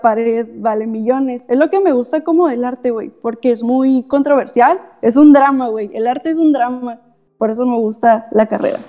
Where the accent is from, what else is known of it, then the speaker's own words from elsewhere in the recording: Tecate, Baja California, Mexico; yo soy de Tecate